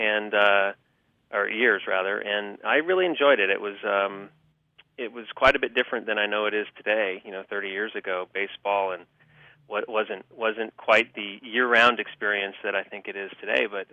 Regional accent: San Diego, California, United States; I grew up in San Diego

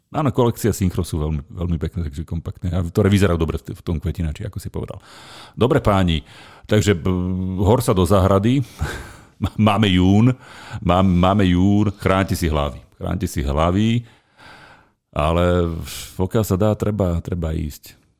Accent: Nová Baňa, Banská Bystrica Region, Slovakia; moved away; ja som bol doma v Novej Báni

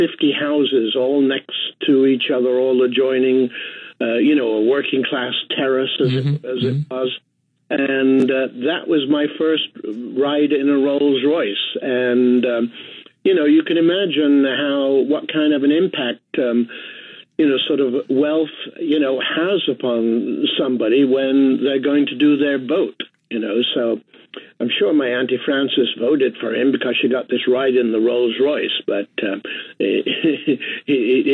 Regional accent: England, United Kingdom; moved away; I of course, grew up in England

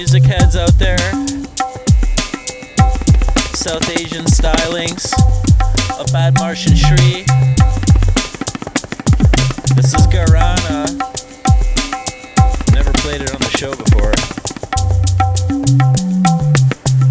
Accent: Canada; now in Bay Area, United States; I'm from Canada, but hopped down here

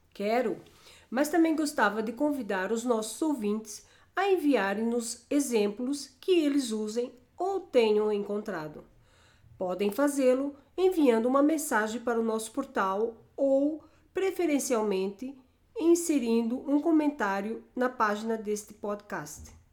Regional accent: Brazil; Alguns bordões usados na minha terra são o som o é e as palavras olha

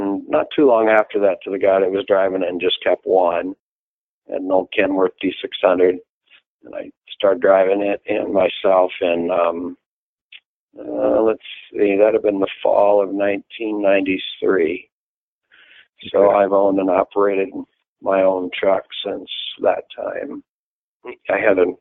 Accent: a little town by Fremont, Nebraska, United States; I grew up in Nebraska, in a little town by Fremont, Nebraska. That's where I grew up.

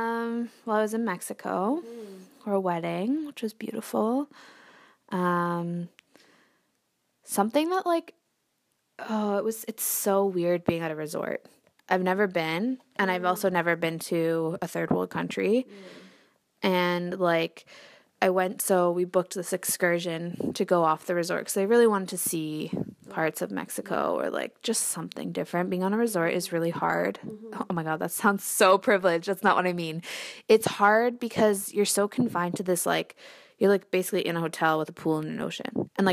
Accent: Canada; we're Canadian, we were born here, but that doesn't stop our brothers and sisters from being misogynistic or homophobic.

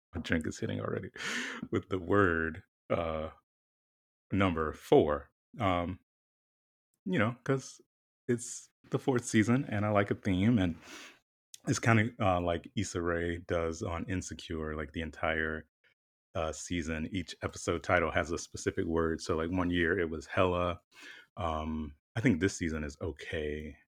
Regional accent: the South, United States; moved away; growing up in the South and, you know, all of my formative years

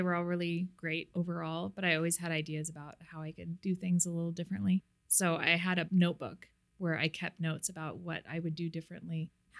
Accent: Missoula, Montana, United States; now in Seattle, United States; I grew up in Missoula, Montana.

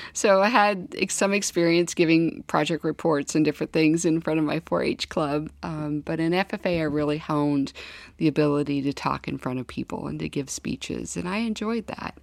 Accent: Kansas, United States; moved away as an adult; also born or lived in Washington, D.C.; now in North Dakota, United States; lots of cold uh, winters growing up in Kansas

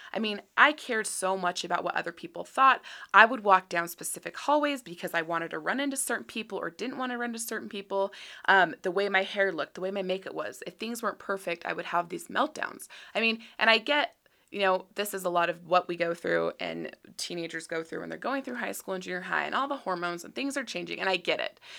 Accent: Utah, United States; born and raised in Utah

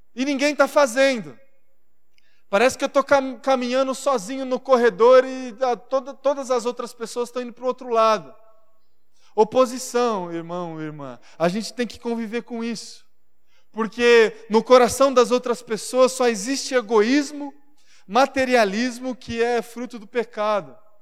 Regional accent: Marília, São Paulo, Brazil; now in São Paulo, Brazil; a cidade onde eu nasci, Marília

